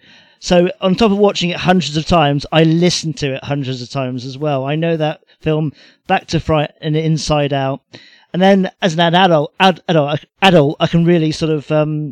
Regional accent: United Kingdom; The reason why I'll never stop loving it is because we're British

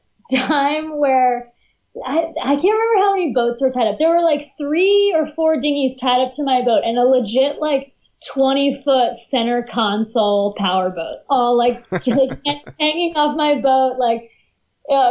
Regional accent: Northeast, United States; I'm from the Northeast

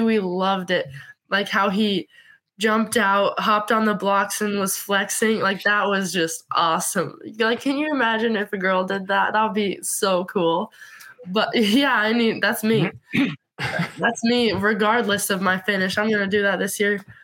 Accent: Montana, United States; growing up in Montana

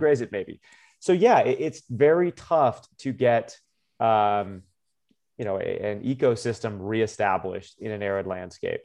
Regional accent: Tucson, Arizona, United States; moved away as an adult; also born or lived in Georgia; now in Colorado, United States; my hometown school

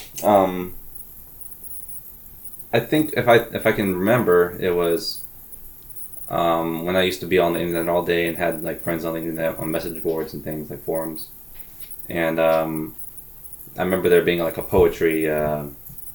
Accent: Summerville, South Carolina, United States; also born or lived in Indiana / Goose Creek, South Carolina / North Charleston, South Carolina / Portland, Oregon; I grew up mostly in Somerville

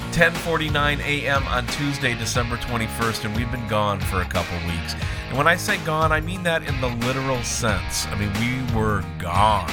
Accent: Minnesota, United States; moved away; also born or lived in Alaska; We grew up in Minnesota, spent time in Alaska.

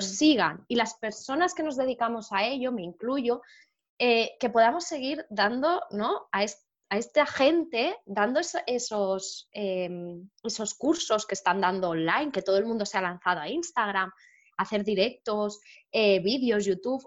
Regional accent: Barcelona, Catalonia, Spain; yo soy de Barcelona

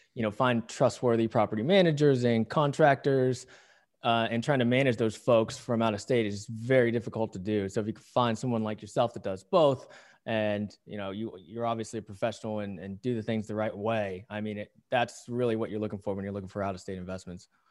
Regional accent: Pittsburgh, Pennsylvania, United States; now in Southern California, United States; I grew up around Pittsburgh

